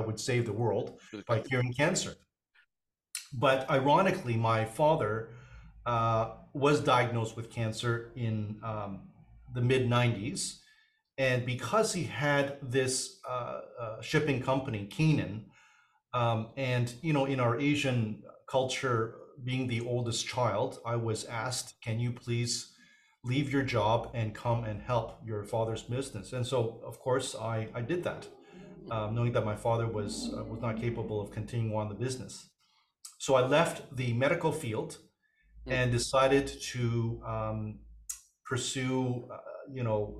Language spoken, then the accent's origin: English; Vancouver, British Columbia, Canada; also born or lived in Hong Kong; I was born in Hong Kong, came to Canada